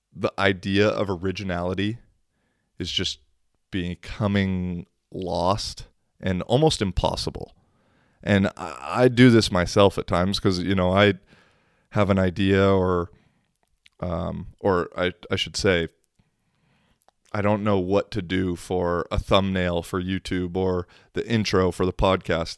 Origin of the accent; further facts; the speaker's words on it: United States; accent: American; now in Kuopio, Finland; there's like three other American people in Kuopio